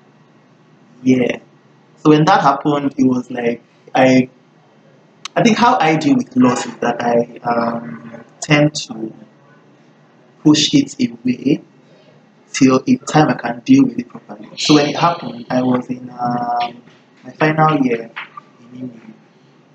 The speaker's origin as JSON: {"language": "English", "region": "Lagos", "country": "Nigeria", "tie": "born or raised there", "said": "I grew up in Lagos"}